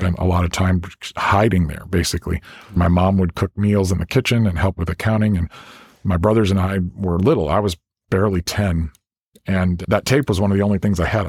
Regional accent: South Central and Central Illinois, United States; I grew up in South Central and Central Illinois, kind of in the country there

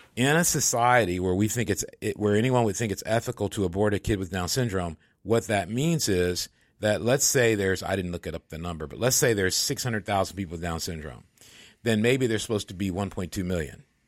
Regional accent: Michigan, United States; moved away; where I grew up in Michigan

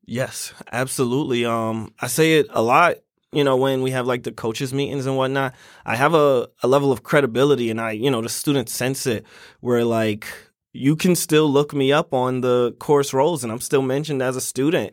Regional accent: New York City, New York, United States; moved away as an adult; now in Syracuse, United States; I was born in Brooklyn, New York

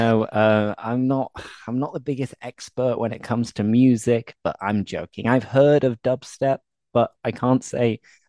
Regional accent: Leeds, Yorkshire and the Humber, United Kingdom; moved away; also born or lived in Spain / Belgium; I'm from Leeds, which is a town in the north of England, actually a city. It's very close to Manchester.

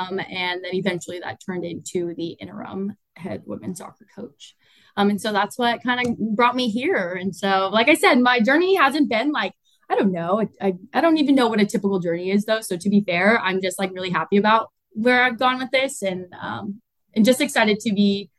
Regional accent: right outside the Bay Area, California, United States; moved away as an adult; now in Chicago, United States; I'm originally from California, right outside the Bay Area.

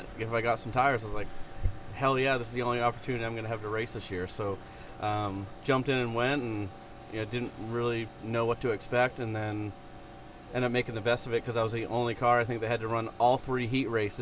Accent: Maine, United States; I grew up racing in Maine

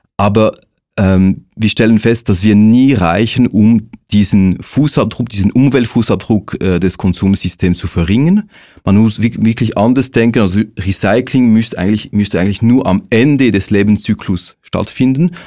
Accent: Switzerland; wir als Schweizer Bevölkerung

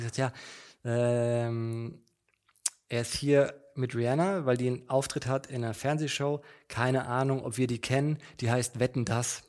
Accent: Mannheim, Baden-Württemberg, Germany; moved away as an adult; now in Berlin, Germany; ich bin in Mannheim geboren, zur Schule, Studium

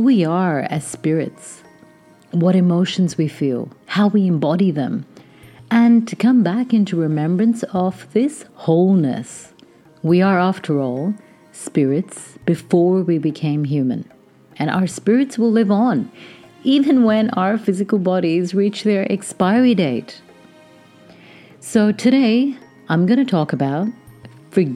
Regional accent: Pakistan; I grew up in Pakistan to Indian parents, heavily conditioned by religious and social taboos.

